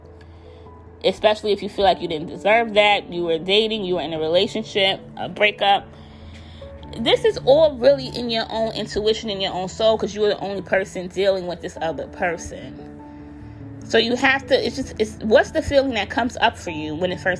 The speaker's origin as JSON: {"language": "English", "country": "United States", "said": "I am African American"}